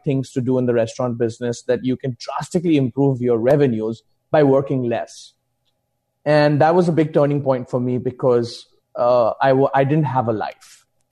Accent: India; moved away; also born or lived in Mumbai; I'm originally from India

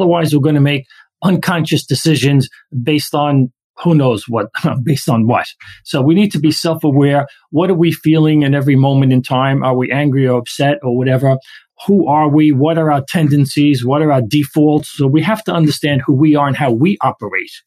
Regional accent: New York City, New York, United States; We grew up Italian immigrants in Brooklyn.

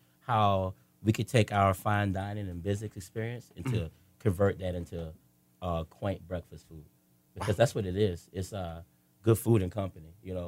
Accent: North Florida, United States; I'm from North Florida.

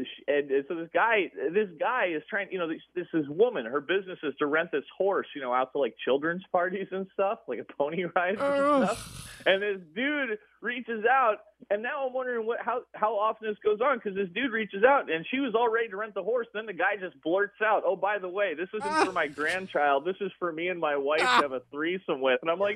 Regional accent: West Coast, United States; my parents were both from Jersey and New York City, but I was born and raised on the West Coast and grew up out here my whole life.

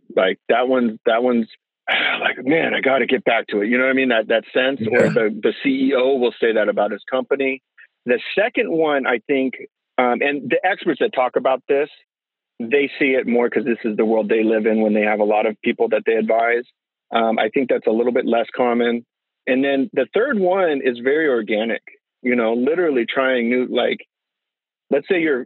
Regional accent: California, United States; I grew up in California

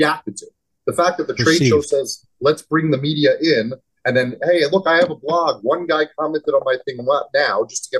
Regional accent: New Jersey, United States; We're both from New Jersey

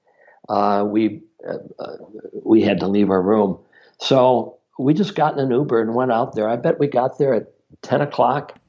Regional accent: Minnesota, United States; I'm from Minnesota

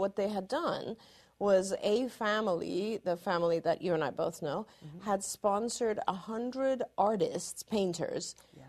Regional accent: Iran; born there; Even though I was born in Iran, you know, I grew up in a very Western culture

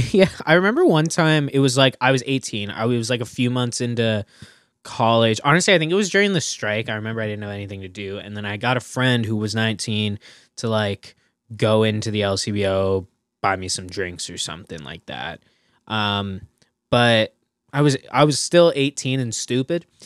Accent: Burlington, Ontario, Canada; I'm from Burlington, right? Burlington's got, like, more L C B Os than they know what to do with.

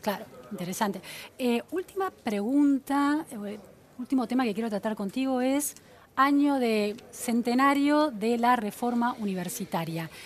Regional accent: Argentina

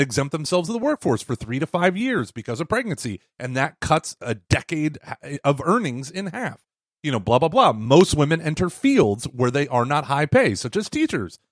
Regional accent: Texas, United States; I'm from Texas

